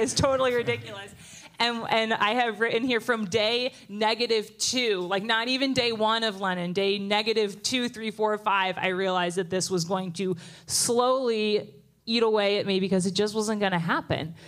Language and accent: English; New Jersey, United States; moved away as an adult; I grew up in New Jersey